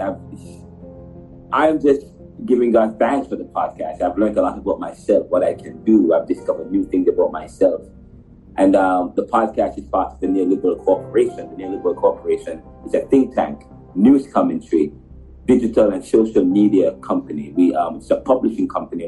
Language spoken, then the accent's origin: English; Jamaica; I'm from Jamaica